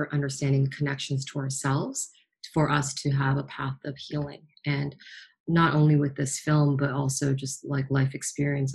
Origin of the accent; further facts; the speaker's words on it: Toronto, Ontario, Canada; Being born and raised in Toronto